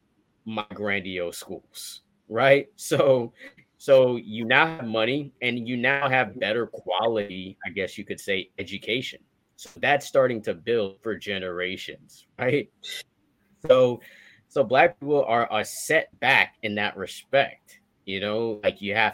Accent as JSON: {"language": "English", "town": "Miami", "region": "Florida", "country": "United States", "tie": "born or raised there", "said": "we Haitian. We grew up in Miami"}